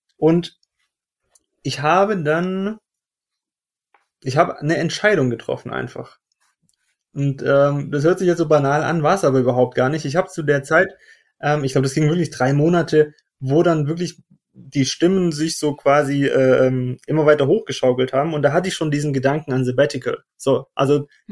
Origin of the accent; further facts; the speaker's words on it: Stuttgart, Baden-Württemberg, Germany; moved away as an adult; Ich bin ursprünglich aus Stuttgart, das heißt geborener Stuttgarter und Schwabe